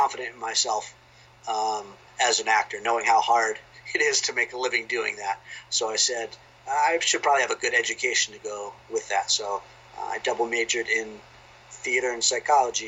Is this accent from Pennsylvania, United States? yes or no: yes; outside of Philadelphia, Pennsylvania, United States; moved away as an adult; now in Waltham, United States; I grew up outside of Philadelphia